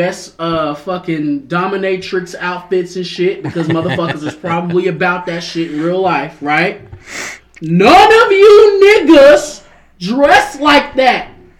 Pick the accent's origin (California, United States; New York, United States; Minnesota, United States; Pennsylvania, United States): California, United States; San Diego; I was born in San Diego.